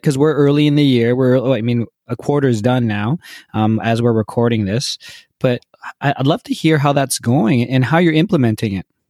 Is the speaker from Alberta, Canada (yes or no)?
no; Toronto, Ontario, Canada; I'm born and raised in Toronto, so I'm really I'm really proud